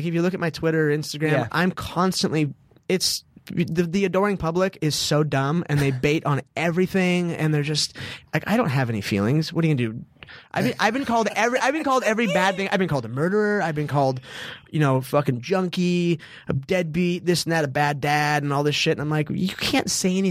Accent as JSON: {"language": "English", "region": "Southern California", "country": "United States", "said": "I say I'm a son of the South, but I'm from Southern California."}